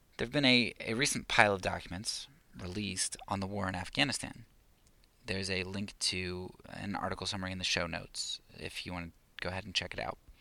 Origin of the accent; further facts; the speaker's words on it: United States; I'm an American